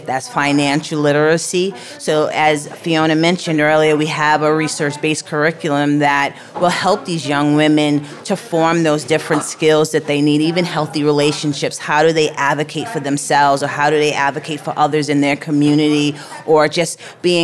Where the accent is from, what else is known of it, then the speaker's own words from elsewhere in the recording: New York City, New York, United States; I grew up in the Bronx